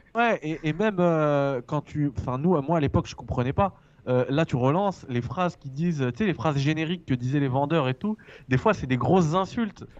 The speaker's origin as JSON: {"language": "French", "country": "France", "said": "je suis français, frère. Je suis français"}